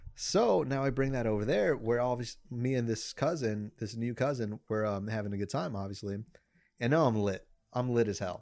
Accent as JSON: {"language": "English", "country": "Mexico", "first_language": "Spanish", "second_language": "English", "said": "I'm the whitewashed Mexican"}